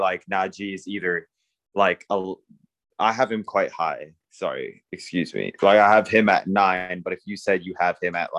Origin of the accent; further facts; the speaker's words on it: Canada; I'm Canadian.